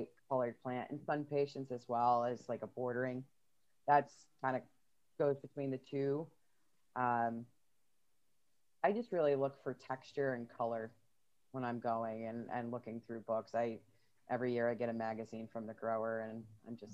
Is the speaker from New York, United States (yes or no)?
yes; Buffalo, New York, United States; also born or lived in Florida; When I was growing up in Buffalo